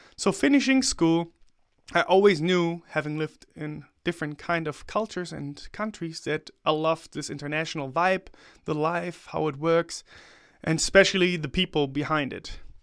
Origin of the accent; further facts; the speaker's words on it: Germany; also born or lived in China; to come back to my home country